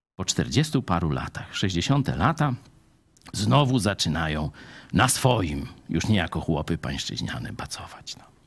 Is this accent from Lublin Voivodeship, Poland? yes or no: yes; Lublin Voivodeship, Poland; u nas w Lubelszczyźnie